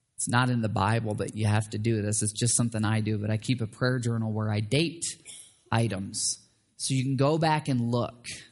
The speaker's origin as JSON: {"language": "English", "region": "Michigan", "country": "United States", "tie": "born or raised there", "said": "where I grew up in Michigan"}